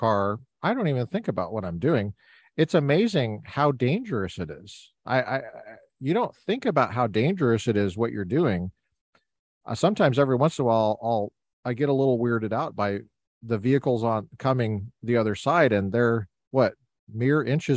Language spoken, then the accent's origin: English; near Chatfield High School, Colorado, United States; I grew up near Chatfield High School. I was a Chatfield Charger when I was a kid